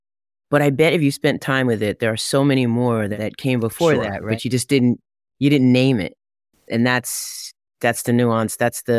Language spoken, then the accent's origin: English; East Coast, United States; And I'm from the East Coast, so we know.